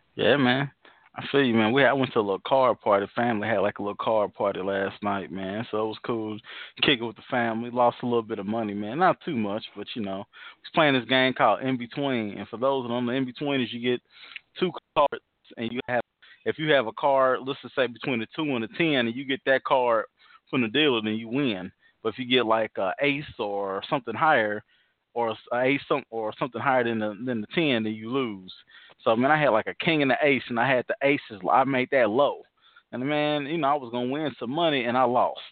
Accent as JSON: {"language": "English", "town": "Indianapolis", "region": "Indiana", "country": "United States", "said": "we know we're both from Naptown, East Side"}